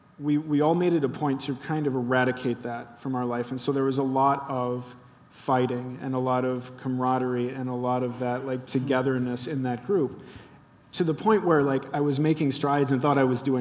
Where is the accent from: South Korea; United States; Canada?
United States; Cincinnati, Ohio; I grew up in Cincinnati, and we actually have an Eiffel Tower down there